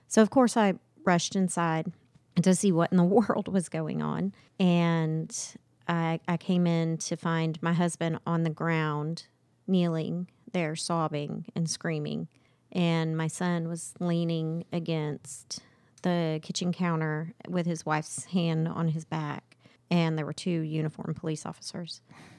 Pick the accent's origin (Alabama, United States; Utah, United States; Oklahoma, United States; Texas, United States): Oklahoma, United States; Edmond; I am from Edmond, Oklahoma.